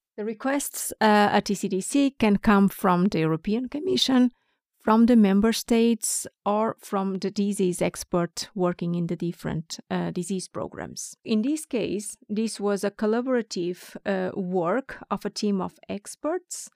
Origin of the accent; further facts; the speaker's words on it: Porto, Norte, Portugal; moved away as an adult; now in Stockholm, Sweden; I'm from Porto, the second largest city in Portugal